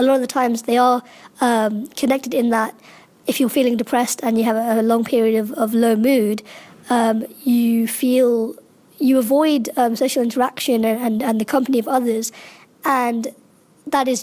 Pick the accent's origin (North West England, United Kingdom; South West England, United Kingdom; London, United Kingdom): London, United Kingdom; I've been born and brought up in London, but my family are from Bangladesh originally